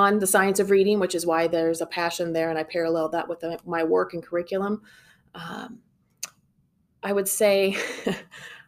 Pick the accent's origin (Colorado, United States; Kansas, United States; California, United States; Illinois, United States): Illinois, United States; Galesburg; I'm a Galesburg girl, born and raised